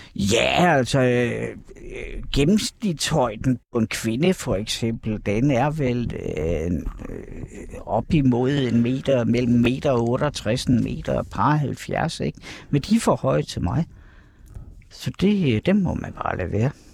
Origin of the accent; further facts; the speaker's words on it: Kerteminde, Southern Denmark, Denmark; moved away as an adult; also born or lived in Copenhagen; Katteminde, hvor jeg kommer fra oprindeligt